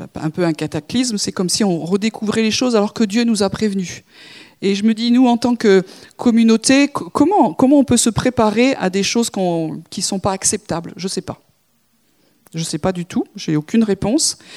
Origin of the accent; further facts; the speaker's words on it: France; nous sommes français